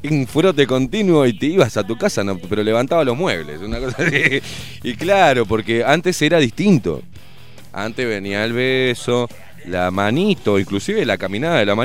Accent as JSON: {"language": "Spanish", "country": "Uruguay", "lives_now": "Germany", "said": "Sí, soy uruguaya y vivo."}